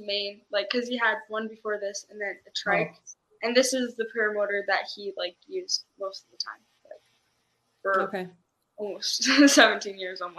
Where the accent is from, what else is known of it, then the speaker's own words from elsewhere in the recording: South Jordan, Utah, United States; South Jordan. So it's close.